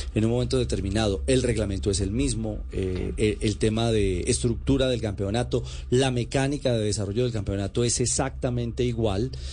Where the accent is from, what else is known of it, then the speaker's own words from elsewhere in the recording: Colombia; como colombiano